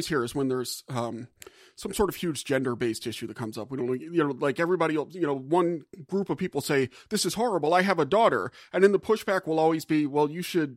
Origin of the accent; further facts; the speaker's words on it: New Orleans, Louisiana, United States; moved away; I was born and raised in New Orleans